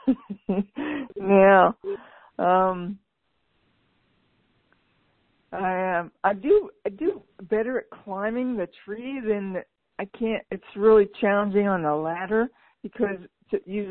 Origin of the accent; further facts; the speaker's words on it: Pennsylvania, United States; moved away; I was raised in Pennsylvania.